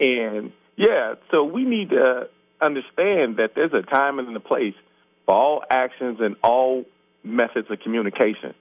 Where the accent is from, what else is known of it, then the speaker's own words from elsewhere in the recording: Cincinnati, Ohio, United States; I grew up in Avondale